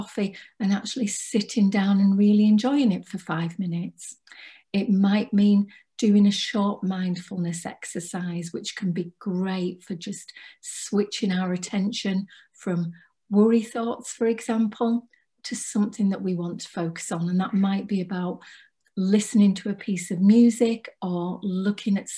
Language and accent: English; Cumbria, North West England, United Kingdom; I'm from Cumbria